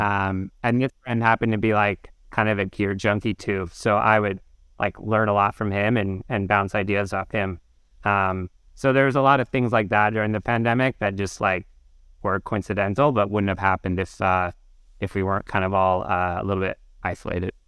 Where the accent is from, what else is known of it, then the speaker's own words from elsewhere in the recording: outside Portland, Oregon, United States; moved away as an adult; also born or lived in North Carolina; now in New York, United States; I grew up in, uh, like thirty minutes outside Portland